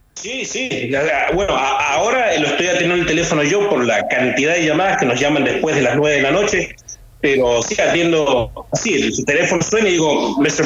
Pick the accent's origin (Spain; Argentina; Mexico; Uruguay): Argentina; moved away as an adult; now in Detroit, United States; mantener la identidad argentina de nosotros